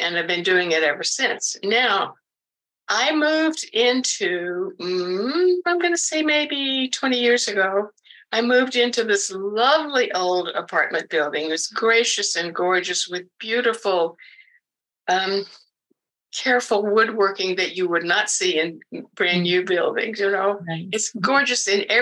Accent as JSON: {"language": "English", "region": "South Carolina", "country": "United States", "tie": "born or raised there", "moved": "yes", "lives_now": "Oregon, United States", "said": "I was born and raised in the South. South Carolina, to be precise"}